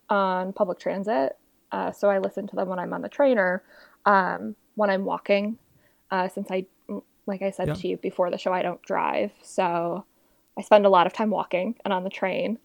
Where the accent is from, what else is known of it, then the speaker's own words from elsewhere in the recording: Chicago, Illinois, United States; I am from Chicago, so that's middle part of the U.S. basically